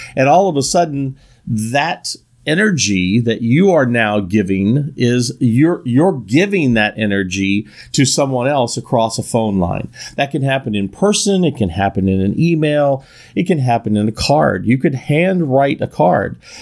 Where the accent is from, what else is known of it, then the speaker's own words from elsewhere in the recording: Northern California, United States; I'm from Northern California